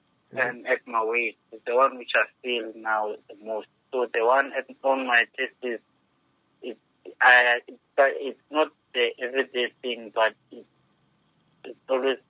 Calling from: Diepsloot, Gauteng, South Africa; From South Africa.

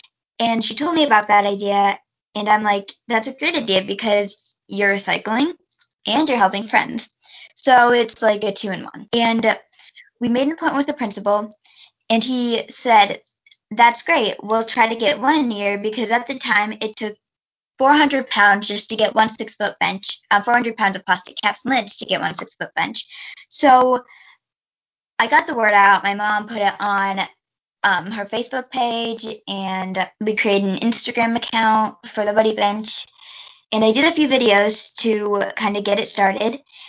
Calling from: Fort Wayne, Indiana, United States; I am 11 years old. And right now, I am calling from Fort Wayne, Indiana.

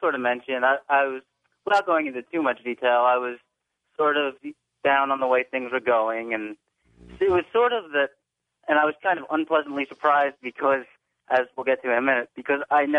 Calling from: Glassboro, New Jersey, United States; I'm calling from Glassboro, New Jersey.

